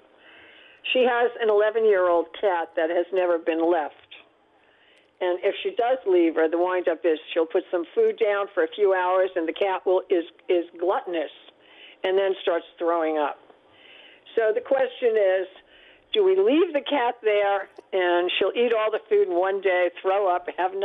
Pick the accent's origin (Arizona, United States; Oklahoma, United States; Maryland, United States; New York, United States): New York, United States; New York City; I grew up in Brooklyn